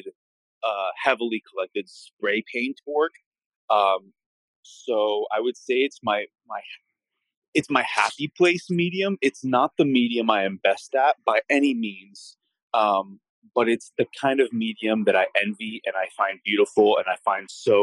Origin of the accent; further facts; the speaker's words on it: Miami, Florida, United States; also born or lived in San Francisco; Born and raised in Miami